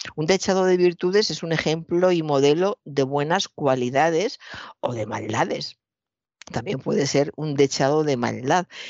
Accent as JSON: {"language": "Spanish", "town": "Toledo", "region": "Castilla-La Mancha", "country": "Spain", "tie": "born or raised there", "said": "soy de Toledo, he visto durante toda mi infancia y mi juventud un maravilloso cuadro del Greco"}